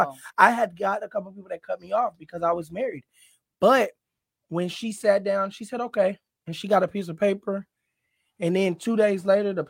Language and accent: English; California, United States; moved away; we're from California